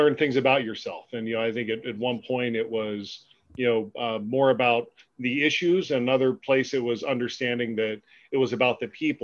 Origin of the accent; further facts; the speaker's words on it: Pennsylvania, United States; also born or lived in Albuquerque, New Mexico; my career, you know, in public policy led me back home to my home state in you know, Harrisburg